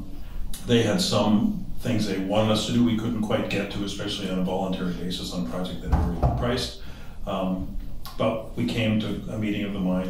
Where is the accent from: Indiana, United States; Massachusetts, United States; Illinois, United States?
Massachusetts, United States; Wellesley; moved away as an adult; also born or lived in Ithaca, New York; now in Syracuse, United States; I grew up in Wellesley, Massachusetts